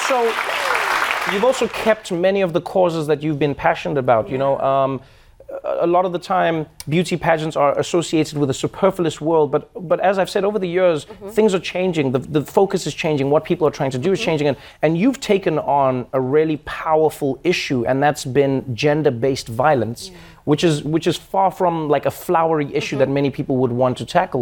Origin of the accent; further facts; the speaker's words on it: South Africa; moved away as an adult; now in United States; I was proud as a South African.